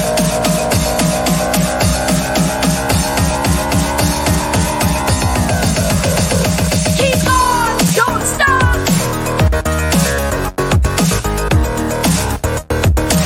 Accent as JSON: {"language": "English", "town": "Bedford", "region": "East of England", "country": "United Kingdom", "tie": "born or raised there", "moved": "as an adult", "said": "when I moved from Bedford, where I grew up, to university up in the northeast of England"}